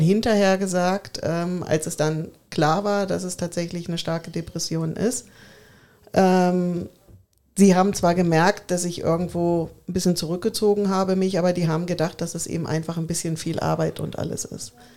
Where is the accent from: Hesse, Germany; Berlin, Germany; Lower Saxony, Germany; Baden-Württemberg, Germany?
Lower Saxony, Germany; Braunschweig; moved away as an adult; now in Bavaria, Germany; in meiner Heimat in Braunschweig